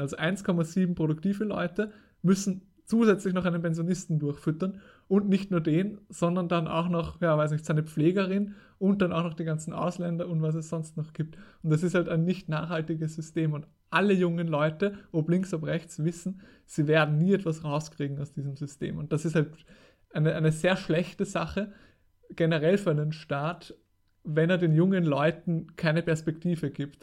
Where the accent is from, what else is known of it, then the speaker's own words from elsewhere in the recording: Austria; bei uns in Österreich